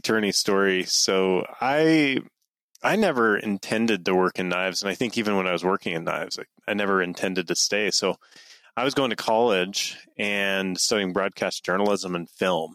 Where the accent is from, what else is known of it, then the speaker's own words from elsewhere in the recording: Mountain Green, Utah, United States; I grew up in northern Utah a little town called Mountain Green, uh, kind of up in the mountains, as the name suggests